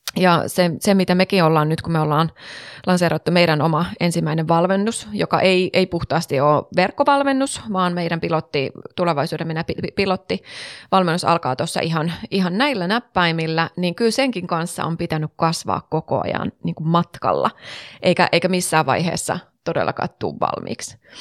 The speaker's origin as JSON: {"language": "Finnish", "region": "North Savo", "country": "Finland", "said": "mä oon pohjoissavolainen, niin mä tuun tuolta pohjoisesta"}